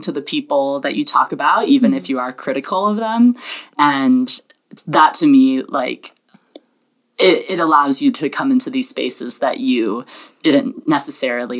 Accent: the South, United States; I was born and raised in the South

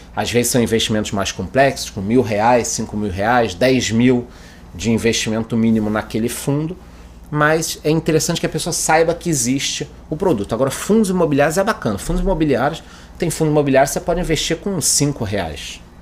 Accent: Brazil; A gente, como brasileiro

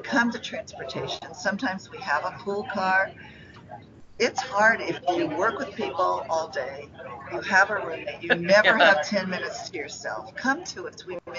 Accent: Nebraska, United States; Because I'm from Nebraska.

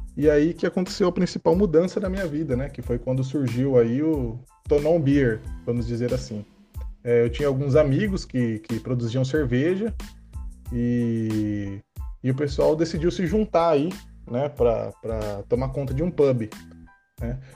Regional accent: Bauru, São Paulo, Brazil; Eu sou da cidade de Bauru, tenho 31 anos de idade

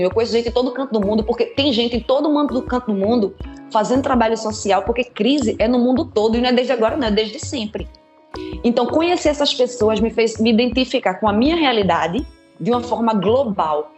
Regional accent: Recife, Pernambuco, Brazil; moved away as an adult; now in Germany; Eu sou de Recife originalmente. Eu nasci no Morro da Conceição, me criei entre Morro da Conceição, Linha do Tiro, Água Fria, Canal do Arruda, daí a minha área

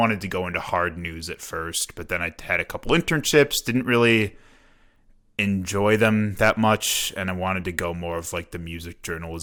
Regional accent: South Chicago suburbs, Illinois, United States; moved away as an adult; now in Milwaukee, United States; I'm from Illinois. I grew up in the South Chicago suburbs, came up here for school at UWM

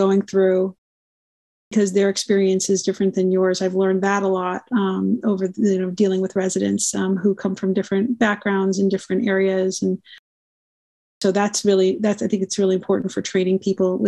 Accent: New York, United States; moved away as an adult; also born or lived in Providence, Rhode Island / Boston; now in Kansas City, United States; I'm from New York

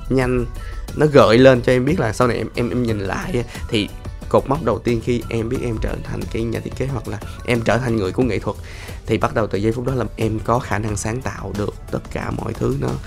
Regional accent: Ho Chi Minh City, Vietnam; Thì em uh, vẫn là người Sài Gòn thôi à, ba mẹ em ở hóc môn

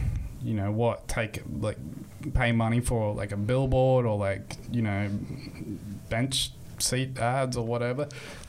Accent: Sunshine Coast, Queensland, Australia; born or raised there; also born or lived in Toowoomba, Queensland

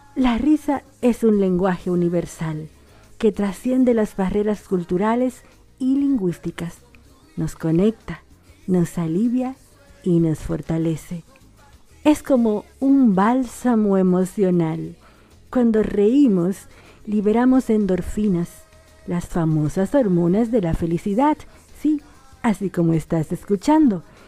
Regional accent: Dominican Republic; also born or lived in Argentina; now in Buenos Aires, Argentina; una dominicana en Argentina

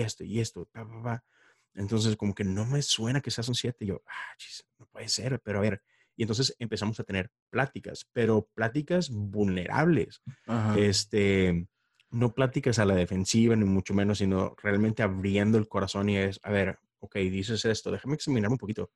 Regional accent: Monterrey, Nuevo León, Mexico; moved away as an adult; now in Houston, United States; soy regio, Monterrey, Nuevo León

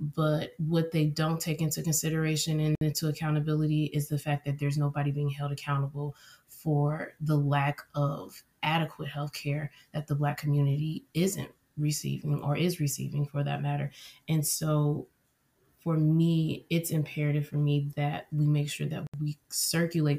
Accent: Cincinnati, Ohio, United States; I am from Cincinnati, Ohio

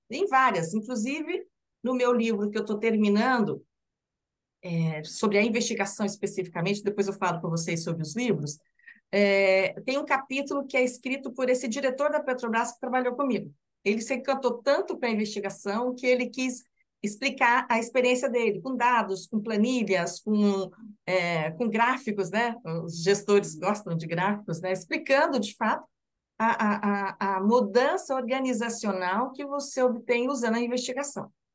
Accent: Curitiba, Paraná, Brazil; sou de Curitiba

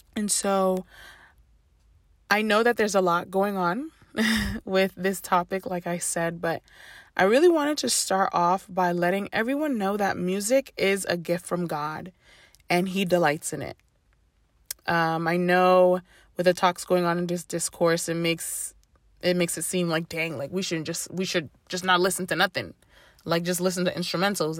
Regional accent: Ghana; I grew up Ghanaian. I am Ghanaian through and through

